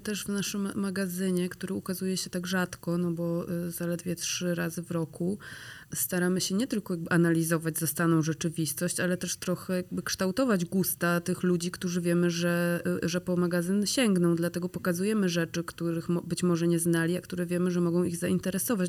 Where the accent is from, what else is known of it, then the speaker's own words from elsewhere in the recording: Grudziądz, Kuyavian-Pomeranian Voivodeship, Poland; now in Warsaw, Poland; jesteśmy z Grudziądza